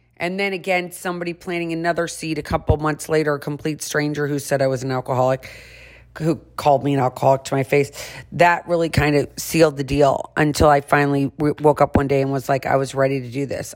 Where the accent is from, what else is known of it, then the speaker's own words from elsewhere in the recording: St. Louis, Missouri, United States; one of my best friends that I grew up with in St. Louis